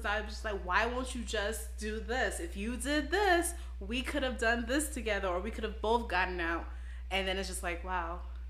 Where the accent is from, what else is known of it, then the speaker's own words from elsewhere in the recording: Brooklyn, New York, United States; Especially growing up in Brooklyn.